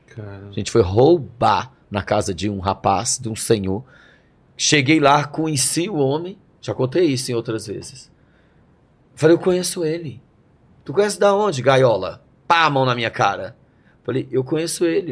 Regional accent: Brasília, Federal District, Brazil; moved away; also born or lived in Rio de Janeiro / São Paulo / Campinas; sou de Brasília, nasci em Brasília

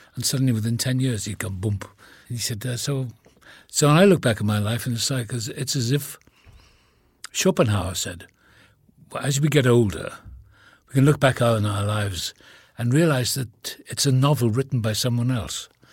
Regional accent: Wales, United Kingdom; accent: Welsh; moved away; I was born in the same town as Richard Burton

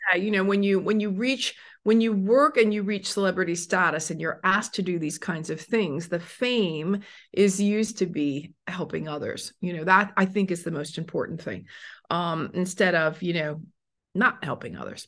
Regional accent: United States; also born or lived in Italy; now in Phoenix, United States; I'm American

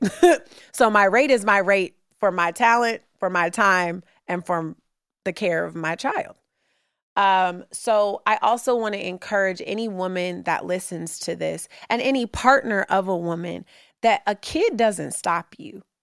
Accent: Oakland, California, United States; moved away as an adult; also born or lived in New York City; now in Brooklyn, New York, United States; growing up in Oakland, when I moved here to, you know, go to undergrad

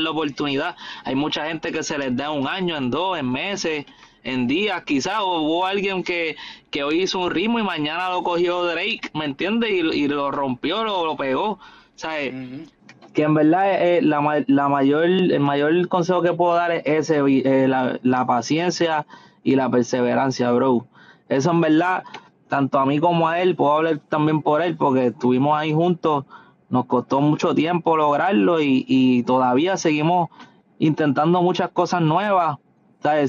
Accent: the West of Puerto Rico, Puerto Rico; yo soy de allá, somos de allá del West, de Puerto Rico

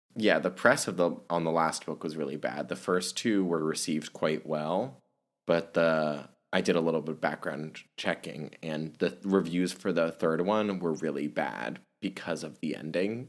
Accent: Germany; moved away; I was born and raised in Germany

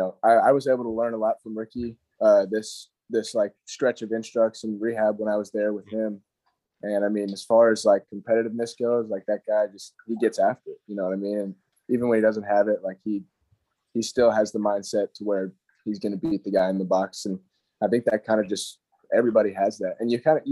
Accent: Hendersonville, North Carolina, United States; born or raised there

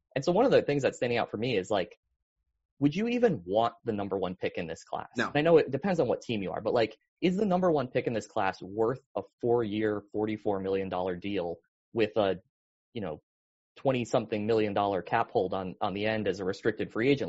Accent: Connecticut, United States; I grew up in Connecticut in the 90s

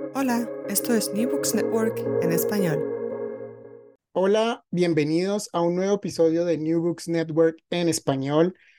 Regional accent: Colombia; Yo que soy colombiana

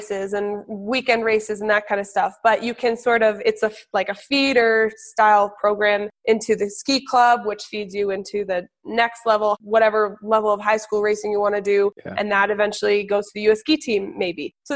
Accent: New Hampshire, United States; also born or lived in Colorado; I was born in Colorado. And then when I was seven and a half, we all moved to New Hampshire.

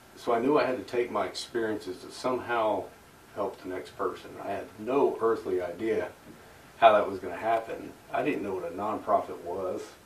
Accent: Mustang, Oklahoma, United States; also born or lived in Corpus Christi, Texas; we settled down in Mustang, Oklahoma, which is just a suburb of Oklahoma City, where I grew up

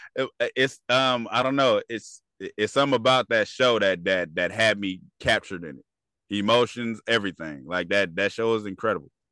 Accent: California, United States; I'm from California

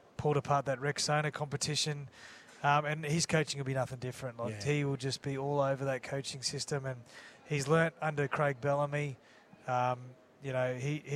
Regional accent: Queensland, Australia; also born or lived in New South Wales; I'm a Queenslander

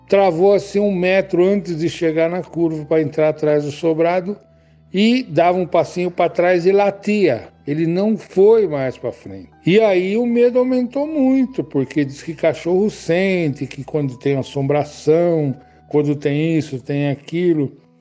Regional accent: São Paulo, Brazil; also born or lived in Bauru; now in Cunha, Brazil; Nasci em Bauru e vim para São Paulo com mais ou menos 9 anos de idade. Fui morar num bairro periférico da cidade. Lá eu morei até os meus 60 anos

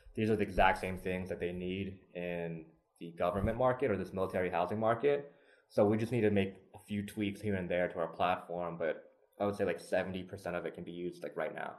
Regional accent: Lexington, Kentucky, United States; I was actually born and raised in Lexington

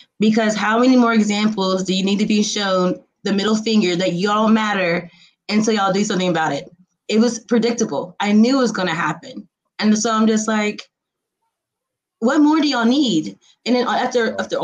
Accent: Indiana, United States; I'm from Indiana.

